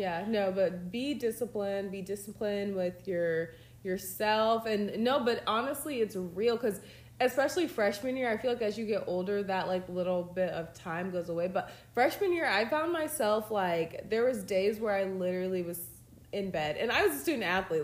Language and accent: English; Georgia, United States; I'm from Georgia